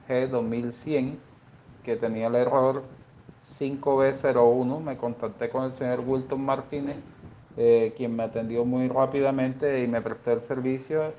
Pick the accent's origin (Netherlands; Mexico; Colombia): Colombia; Plato, Magdalena; soy de Plato Magdalena